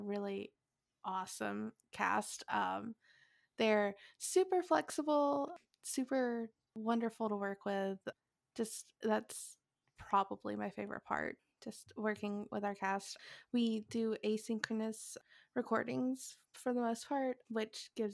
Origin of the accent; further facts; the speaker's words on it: Montgomery, Alabama, United States; I am from Montgomery, Alabama, born and raised, haven't lived outside of the state